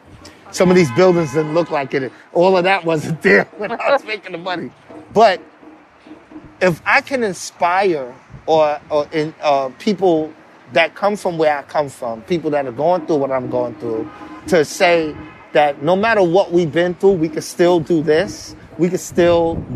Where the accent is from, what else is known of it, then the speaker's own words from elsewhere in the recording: New York City, New York, United States; My family is situated from Harlem, but I grew up in the Bronx and Harlem.